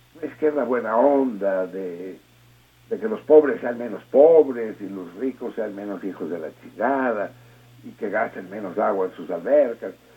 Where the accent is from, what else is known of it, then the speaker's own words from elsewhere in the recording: Mexico; como mexicanos